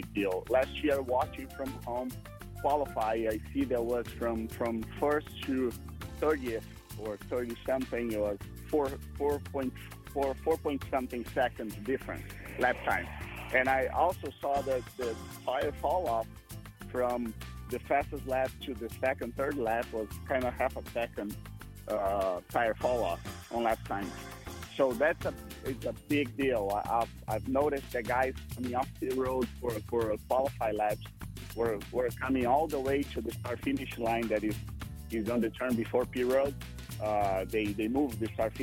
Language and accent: English; Brazil; my home country